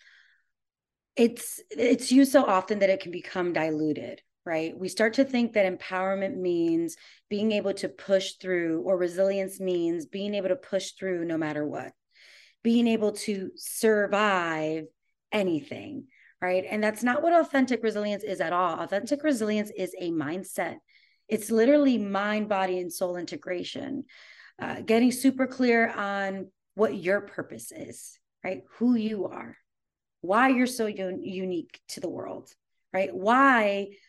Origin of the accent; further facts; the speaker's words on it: New York, United States; moved away as an adult; now in Austin, United States; I'm originally from New York, but I moved here about 3 years ago